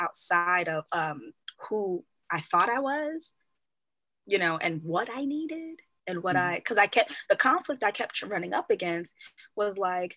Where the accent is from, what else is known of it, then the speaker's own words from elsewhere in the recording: Kenya; I'm Kenyan and I'm a part of a tribe, I'm a Kikuyu